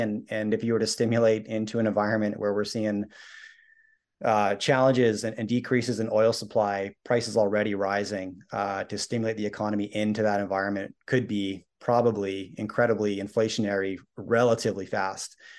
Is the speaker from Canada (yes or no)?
yes; Canada; I'm Canadian, my wife's American